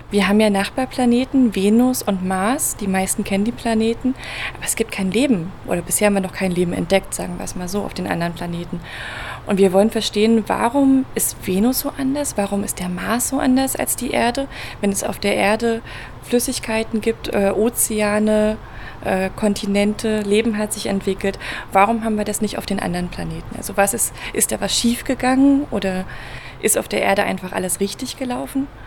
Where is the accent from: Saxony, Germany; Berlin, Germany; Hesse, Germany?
Berlin, Germany; Ich komme ursprünglich aus Berlin